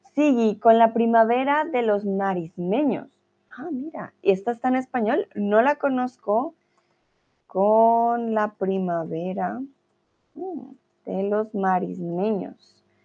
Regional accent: Colombia; now in Germany; soy de Colombia, soy tutora de español aquí en Chatterbox y eh, comúnmente vivo ya ahora sí en Alemania

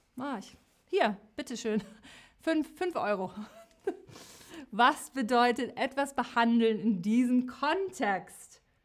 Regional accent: West Germany, Germany; ich bin im Westen geboren

